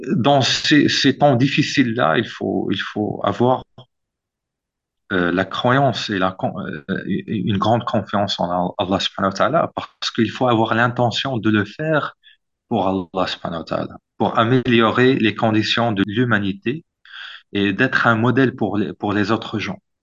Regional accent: Morocco; also born or lived in Oxford, United Kingdom / Boston, United States / Turkey; en tant que Marocain

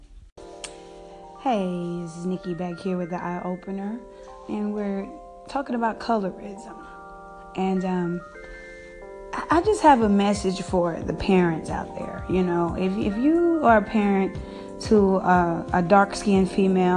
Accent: the South, United States; I grew up in the South

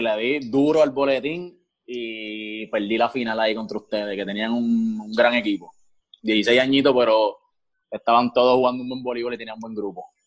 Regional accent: Canóvanas, Puerto Rico; also born or lived in Río Grande; nosotros somos de acá de Canóvana

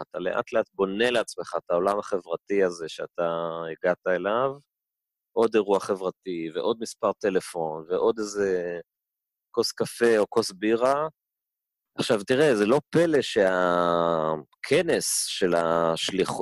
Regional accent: Tel Aviv, Tel Aviv District, Israel; also born or lived in Denver, Colorado; אני ככה תל אביבי, תל אביבי במקור, צפון תל אביבי

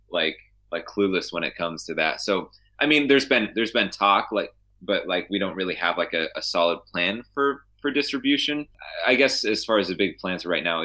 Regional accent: Saegertown, Pennsylvania, United States; I'm from Stegertown, which is like 5-10 minutes away.

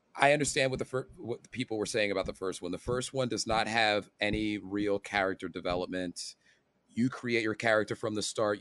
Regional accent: United States; I'm an American

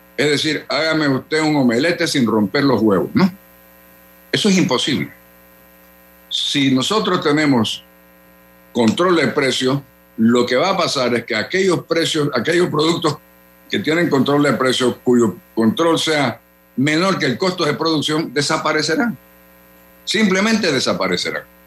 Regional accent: Panama

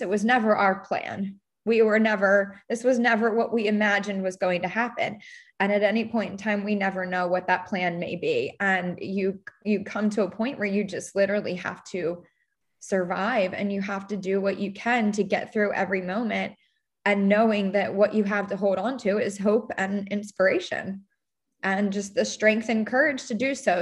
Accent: Baltimore, Maryland, United States; moved away as an adult; now in Charleston, United States; I'm from Baltimore, Maryland, living in the suburbs of Baltimore. Went to a college there

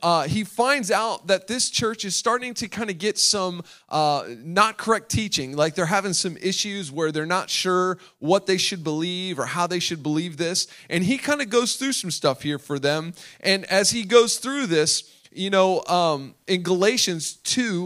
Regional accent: Delaware, United States; I was born and raised in Delaware

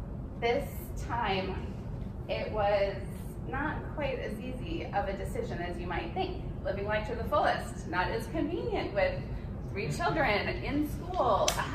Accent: Midwest, Wisconsin, United States; also born or lived in Great Falls, Montana; So I ended up spending most of my upbringing in the Midwest

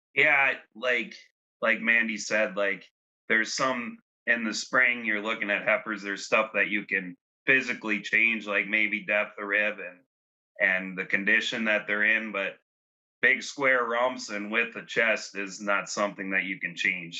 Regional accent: Fond du Lac, Wisconsin, United States; moved away as an adult; now in Tulare, United States; I grew up in Fond du Lac, Wisconsin.

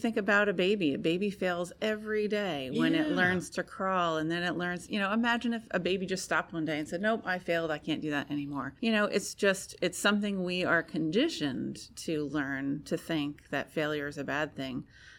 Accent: United States; I am a woman. I'm an American.

